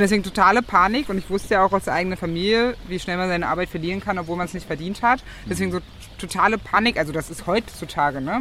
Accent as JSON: {"language": "German", "town": "Magdeburg", "region": "Saxony-Anhalt", "country": "Germany", "tie": "born or raised there", "also_born_or_lived": "Gardelegen", "moved": "as an adult", "lives_now": "Berlin, Germany", "said": "Ich bin geboren 1990 in Gardelegen und aufgewachsen in Magdeburg. Wohne mittlerweile in Berlin"}